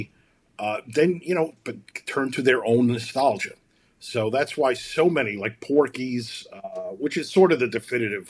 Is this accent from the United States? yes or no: yes; New York City, New York, United States; moved away as an adult; now in Chicago, United States; where I'm from Brooklyn. I've lived in Chicago since 2003, though